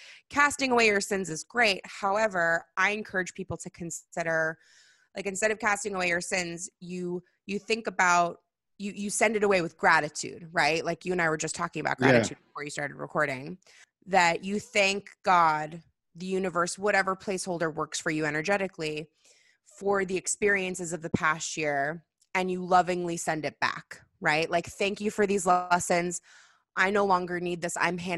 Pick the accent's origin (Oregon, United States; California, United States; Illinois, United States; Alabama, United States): California, United States; I mean, I'm a California Jew, so I say Rosh Hashanah because that's how I am.